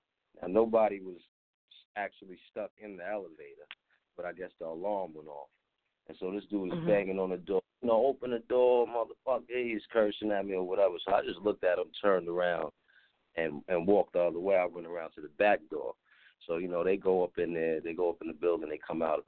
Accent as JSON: {"language": "English", "town": "New Rochelle", "region": "New York", "country": "United States", "tie": "born or raised there", "moved": "as an adult", "lives_now": "Atlanta, United States", "said": "I'm from New Rochelle, New York, out of Westchester County"}